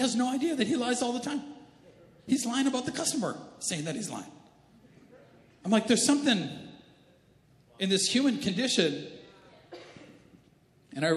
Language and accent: English; Canada; I'm Canadian